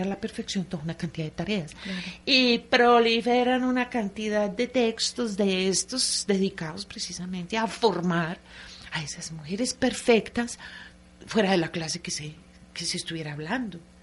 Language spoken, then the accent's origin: Spanish; Antioquia, Colombia; como antioqueña que soy